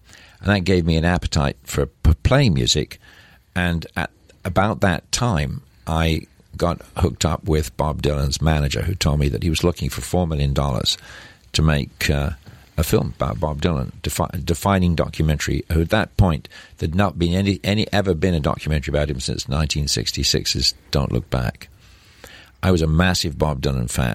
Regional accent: Scotland, United Kingdom; moved away as an adult; also born or lived in England / Persia / Dubai / New York; I'm from Scotland

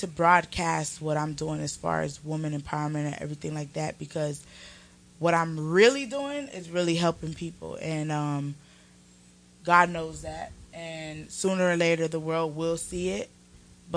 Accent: Homestead, Florida, United States; now in Atlanta, United States; I'm from Homestead, Florida, which is like a little ways of Miami

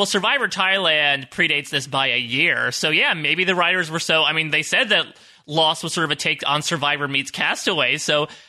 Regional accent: East Coast, United States

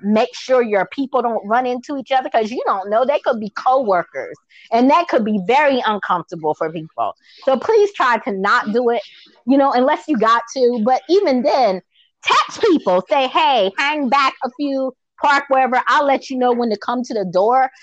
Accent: Baltimore, Maryland, United States; moved away; also born or lived in Virginia / Georgia; even back home when I was in Baltimore, because I'm from Maryland originally

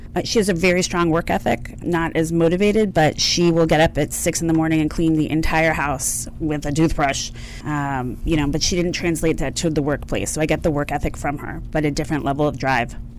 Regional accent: outside of Philadelphia, Pennsylvania, United States; I grew up outside of Philadelphia on the mainland.

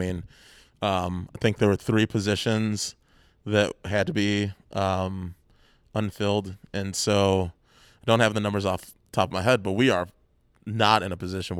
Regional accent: Chicago, Illinois, United States; moved away as an adult; now in Santa Cruz, United States; my experience growing up in Chicago

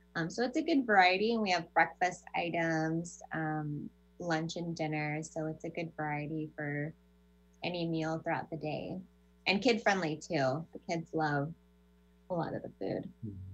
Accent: California, United States; I grew up in California

